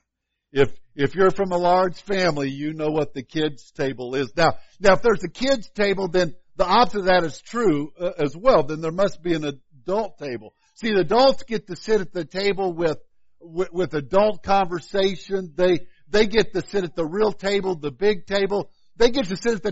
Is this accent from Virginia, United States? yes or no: no; Illinois, United States; now in Kansas, United States; growing up in Illinois